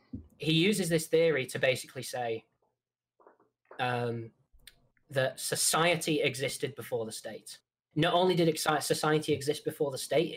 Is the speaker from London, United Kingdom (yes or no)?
no; Manchester, North West England, United Kingdom; accent: Mancunian; But I'm Northern. I'm from Manchester